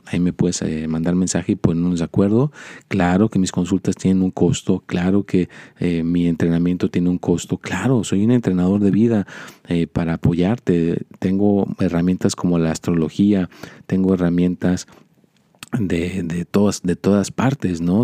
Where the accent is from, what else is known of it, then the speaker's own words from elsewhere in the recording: Mexico; now in United States; yo soy mexicano